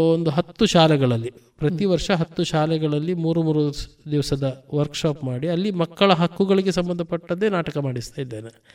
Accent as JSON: {"language": "Kannada", "town": "Puttur", "region": "Karnataka", "country": "India", "tie": "born or raised there", "also_born_or_lived": "Kalladka", "said": "ನಮ್ಮ ಮನೆ ಸಂಪ್ಯದಲ್ಲಿರುವಂಥದ್ದು"}